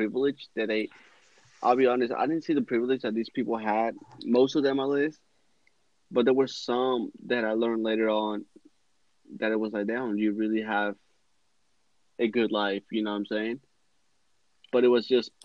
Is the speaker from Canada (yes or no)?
no; Mexico; moved away; I grew up in Mexico. It's poverty everywhere.